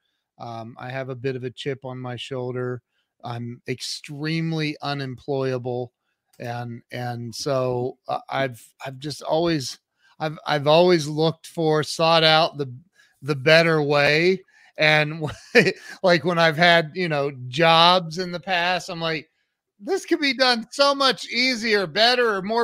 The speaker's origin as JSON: {"language": "English", "region": "Northwest Ohio", "country": "United States", "tie": "born or raised there", "said": "I grew up in Northwest Ohio, so we had a lot of snow in the winters"}